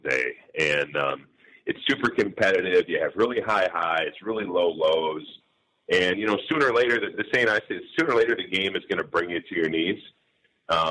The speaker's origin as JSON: {"language": "English", "town": "St. Paul", "region": "Minnesota", "country": "United States", "tie": "born or raised there", "said": "I grew up in St. Paul, Minnesota"}